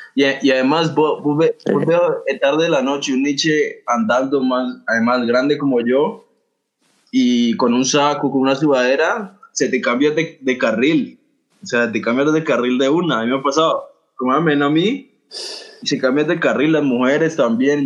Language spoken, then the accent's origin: Spanish; Colombia; entre los mismos colombianos